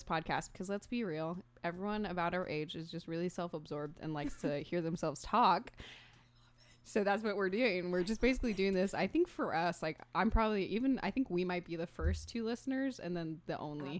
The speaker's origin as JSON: {"language": "English", "town": "Madison", "region": "Alabama", "country": "United States", "moved": "yes", "lives_now": "Boston, United States", "said": "Huntsville, Alabama. Technically Madison, Alabama, but nobody knows where Madison, Alabama is, so I always say Huntsville."}